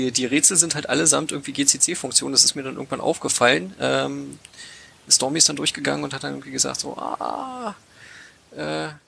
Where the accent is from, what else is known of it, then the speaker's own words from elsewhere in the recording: Cottbus, Brandenburg, Germany; now in Berlin, Germany; Also äh, ich komme aus der Niederlausitz, ich komme aus Cottbus ursprünglich.